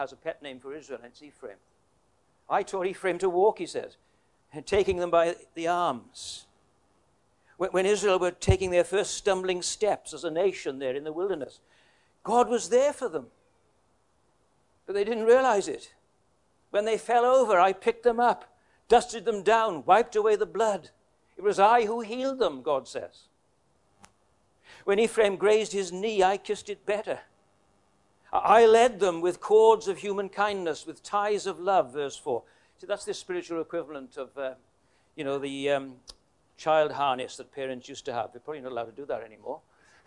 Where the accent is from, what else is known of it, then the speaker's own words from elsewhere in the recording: Wales, United Kingdom; moved away as an adult; also born or lived in Queensland, Australia; now in Tasmania, Australia; My wife is, we're both Welsh.